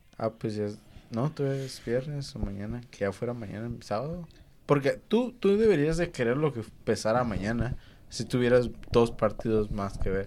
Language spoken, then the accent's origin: Spanish; Mexico; siendo mexicano